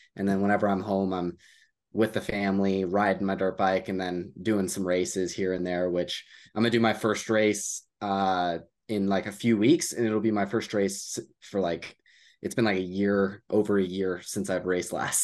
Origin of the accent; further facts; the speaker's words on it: United States; I'm from the U S